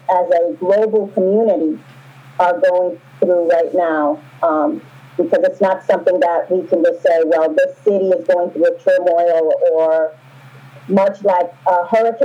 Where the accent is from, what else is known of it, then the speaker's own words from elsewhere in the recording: New York City, New York, United States; I grew up in New York City